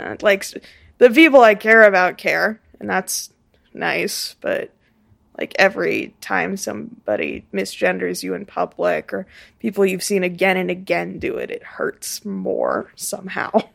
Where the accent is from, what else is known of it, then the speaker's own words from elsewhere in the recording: Saint Louis Park, Minnesota, United States; I am sixteen, and I am an artist from Saint Louis Park